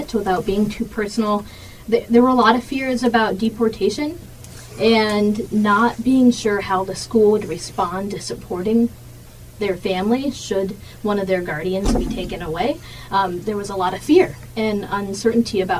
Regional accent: Central Oregon, United States; I grew up in Central Oregon

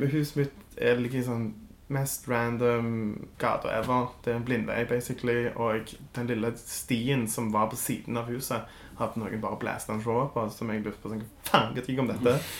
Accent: Stavanger, Rogaland, Norway; Jeg vokste opp på Kjensvoll

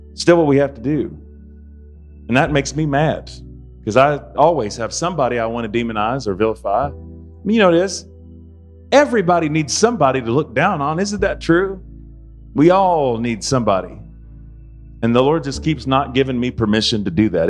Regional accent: United States; I'm an American

